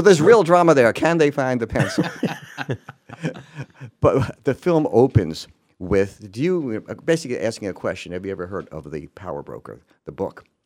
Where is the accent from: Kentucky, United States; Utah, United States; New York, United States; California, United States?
New York, United States; One of my favorite memories from childhood in New York is going into the city